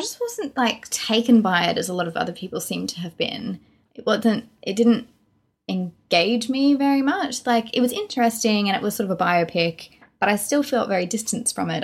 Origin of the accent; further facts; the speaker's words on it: Australia; we're from Australia.